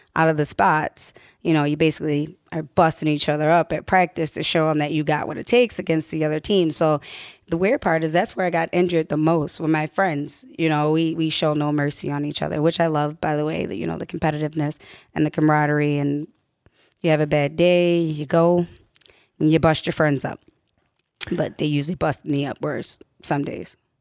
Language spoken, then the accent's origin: English; Baltimore, Maryland, United States; moved away as an adult; I am originally from Baltimore, and I went to Baltimore Public Schools